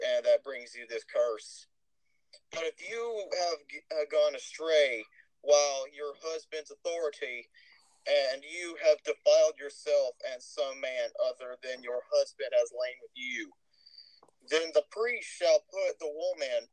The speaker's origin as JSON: {"language": "English", "region": "Texas", "country": "United States", "accent": "Texas", "said": "I've been suppressing my Texas accent this whole time"}